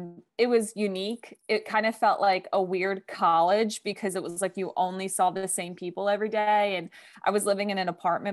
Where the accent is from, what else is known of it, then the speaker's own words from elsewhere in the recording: East Coast, United States; I'm from the East Coast, and it's like, I'm used to like heat, but also humidity.